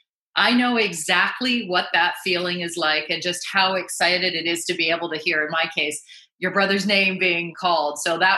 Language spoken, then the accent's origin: English; Canada; I'm a Canadian girl. We all grow up around the game.